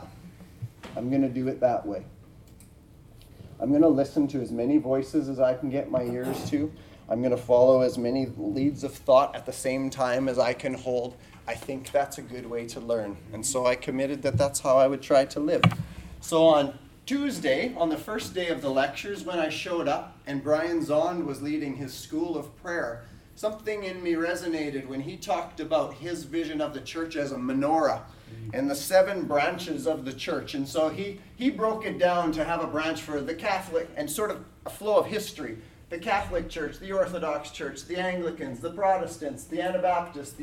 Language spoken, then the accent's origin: English; Canada; I am from Canada. I'm in the province of Saskatchewan, north of North Dakota.